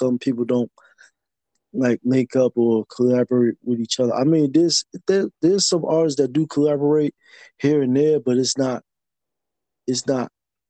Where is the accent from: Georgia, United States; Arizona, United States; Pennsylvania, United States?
Pennsylvania, United States; Philadelphia; I'm not even from Pittsburgh. I'm from the other big city in Pennsylvania, 215 Philadelphia